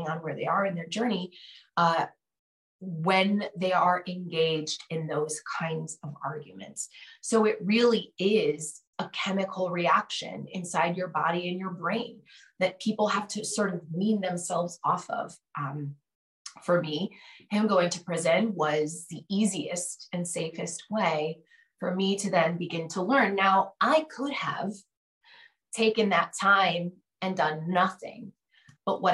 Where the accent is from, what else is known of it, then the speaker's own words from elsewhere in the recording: Connecticut, United States; moved away; I'm originally from Connecticut